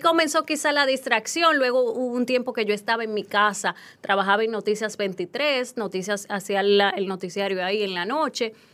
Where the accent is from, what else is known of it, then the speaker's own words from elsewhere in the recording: Hato Mayor, Dominican Republic; moved away; also born or lived in Haina; yo crecí en Atomayor, ahí yo jugaba con un radio